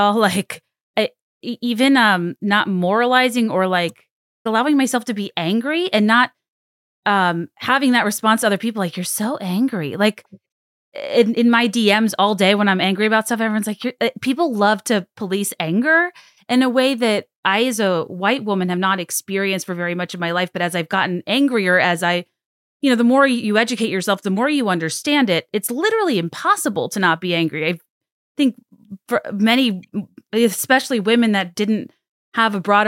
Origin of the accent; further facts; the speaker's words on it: Central Virginia, United States; I grew up in Central Virginia